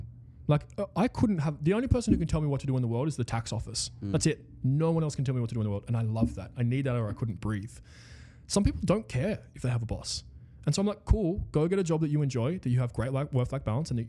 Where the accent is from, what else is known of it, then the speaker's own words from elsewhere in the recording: Wagga Wagga, New South Wales, Australia; I was from Wagga Wagga.